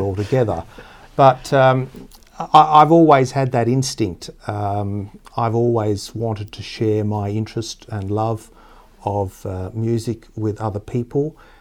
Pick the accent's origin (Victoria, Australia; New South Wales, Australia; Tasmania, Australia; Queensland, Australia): Tasmania, Australia; I grew up in Tasmania, which is the southernmost state of Australia